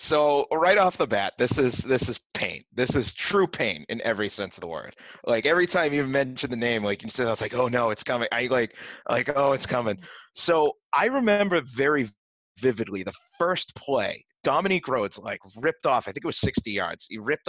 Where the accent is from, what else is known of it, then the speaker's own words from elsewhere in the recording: Malden, Massachusetts, United States; I'm from Malden originally, so like I grew up Malden-Everett, big rivals in the GBL.